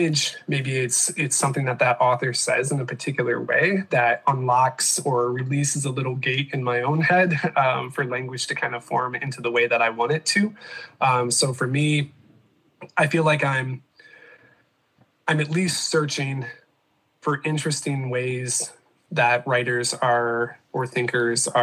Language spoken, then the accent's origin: English; Michigan, United States; moved away as an adult; also born or lived in South Carolina; now in Grand Rapids, United States; growing up in Michigan and then spending about a decade in South Carolina